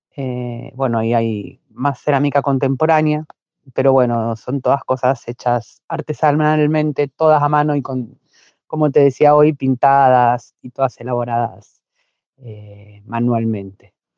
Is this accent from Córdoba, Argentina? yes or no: no; La Plata, Buenos Aires Province, Argentina; Yo soy platense, eh, nací y vivo en La Plata.